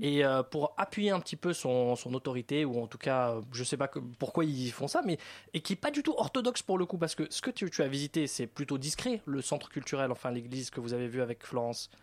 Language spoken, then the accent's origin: French; France; accent: French; J'ai l'accent français